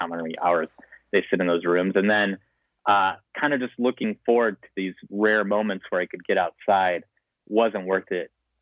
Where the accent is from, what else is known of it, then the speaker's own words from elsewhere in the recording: Montana, United States; I grew up in Montana